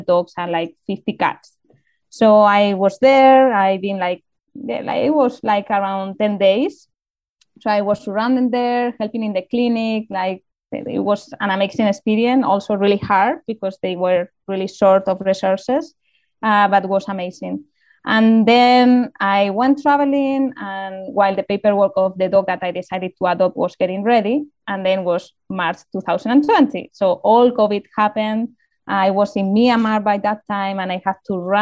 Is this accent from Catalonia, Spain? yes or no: no; Community of Madrid, Spain; I'm from Madrid, but I wasn't living in the capital, so it was a bit outside.